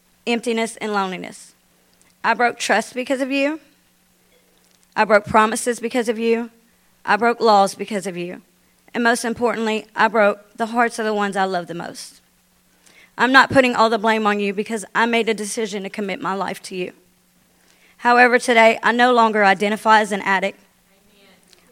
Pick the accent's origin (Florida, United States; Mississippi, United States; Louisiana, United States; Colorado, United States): Louisiana, United States; Bossier City; I'm from Bossier City